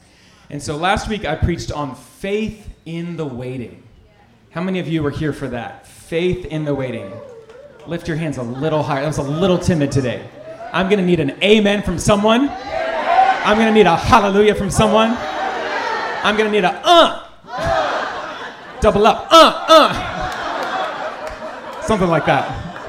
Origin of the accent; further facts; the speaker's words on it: North Carolina, United States; I grew up in Central North Carolina.